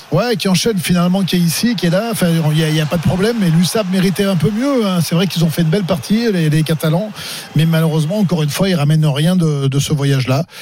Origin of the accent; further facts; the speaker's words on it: Bordeaux, Nouvelle-Aquitaine, France; en tant que Bordelais